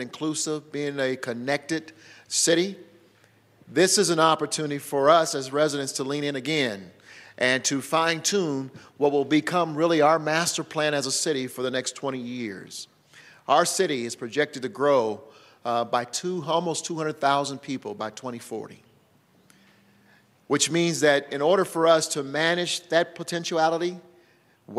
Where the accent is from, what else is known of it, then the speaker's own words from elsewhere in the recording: Denver, Colorado, United States; It was elementary when I grew up in Denver.